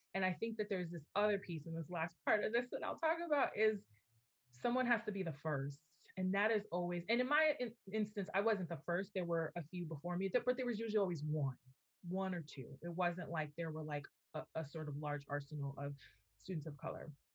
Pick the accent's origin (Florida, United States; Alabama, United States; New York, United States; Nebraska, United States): New York, United States; New York City; moved away as an adult; also born or lived in Indiana / Massachusetts; I am from New York City, I am from the Bronx, I am an inner city kid